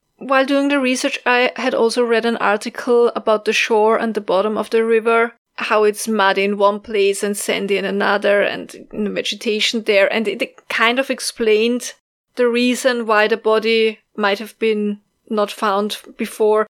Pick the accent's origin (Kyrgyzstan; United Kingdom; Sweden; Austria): Austria; accent: Austrian; English is a second language; my Austrian accent